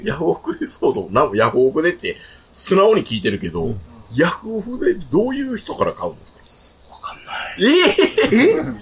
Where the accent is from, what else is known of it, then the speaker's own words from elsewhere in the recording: Hokkaido, Japan; moved away; also born or lived in Sapporo; 北海道出身だからって、北海道関係のもの全部経験してると思うなよ